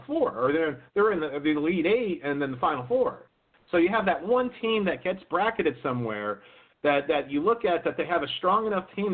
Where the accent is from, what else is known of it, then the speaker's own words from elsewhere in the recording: East Coast, United States; I was born on the East Coast